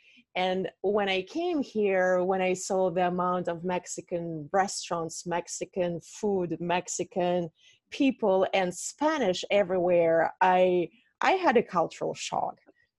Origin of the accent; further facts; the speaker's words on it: Russia; moved away; I told you I'm from Russia